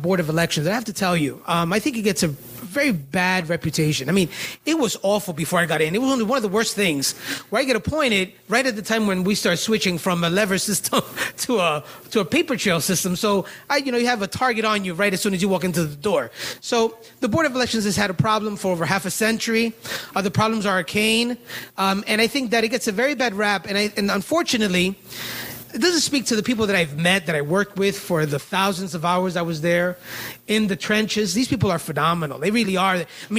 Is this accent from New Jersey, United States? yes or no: no; New York City, New York, United States; I'm from the Bronx, so I actually came all the way from the Bronx